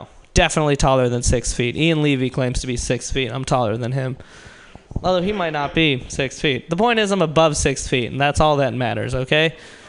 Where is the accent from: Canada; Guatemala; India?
India; because I'm Indian, people just assume I'm short.